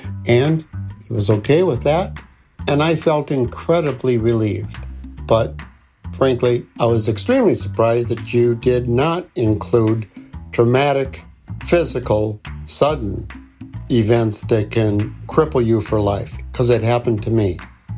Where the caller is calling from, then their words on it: Eden Prairie, Minnesota, United States; I am calling from Eden Prairie, Minnesota.